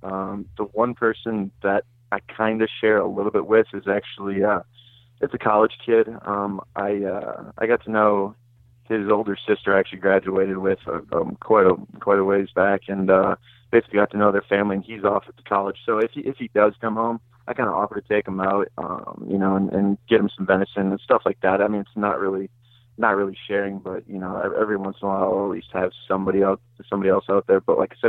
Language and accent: English; Green Bay, Wisconsin, United States; I'm from the Green Bay area, about 15 minutes out of Green Bay, a little bit to the north.